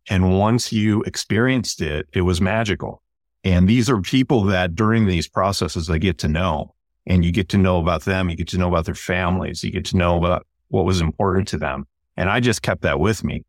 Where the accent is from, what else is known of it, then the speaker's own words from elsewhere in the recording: Chicago, Illinois, United States; moved away as an adult; now in West Coast, United States; I'm originally from Chicago.